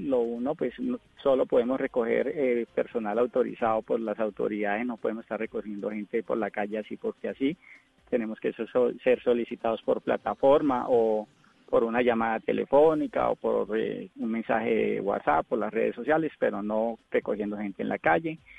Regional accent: Girón, Santander, Colombia; also born or lived in Molagavita; no soy caleño. Yo soy de un pueblito llamado Girón, a 15 minutos de Bucaramanga, y gran parte de mi infancia me crié con los valores del campo en Molagavita, Santander.

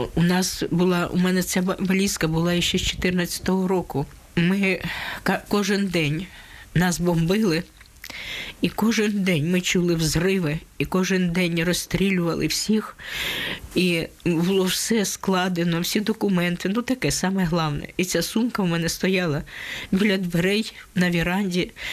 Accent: Donetsk, Donetsk Oblast, Ukraine; moved away as an adult; now in Netherlands; Я з Донецька працювала магазині

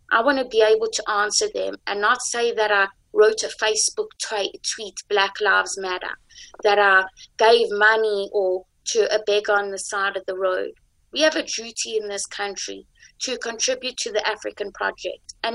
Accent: Israel; I am from going from Israel, where I learned my Jewish beliefs.

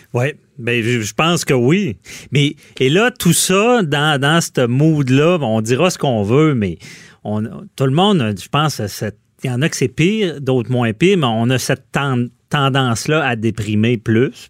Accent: Quebec City, Quebec, Canada; je suis de Québec

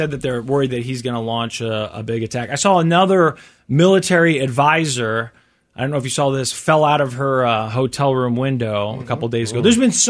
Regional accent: Kansas City, Missouri, United States; also born or lived in Seattle; where I grew up here in Kansas City.

